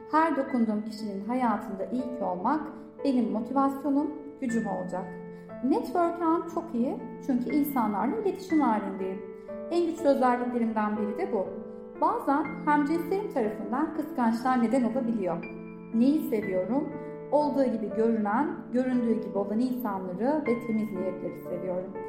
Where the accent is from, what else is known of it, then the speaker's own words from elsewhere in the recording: Gaziantep, Turkey; profesyonel koç ve öğrenci koçuyum. Gaziantep'liyim, 33 yaşındayım, İşletme fakültesi mezunuyum.